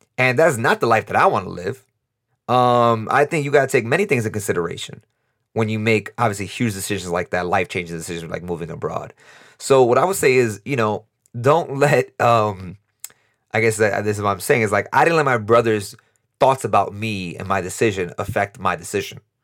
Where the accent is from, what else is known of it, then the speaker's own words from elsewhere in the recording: New York, United States; moved away as an adult; now in Costa Rica; we're both from New York, we both live in Costa Rica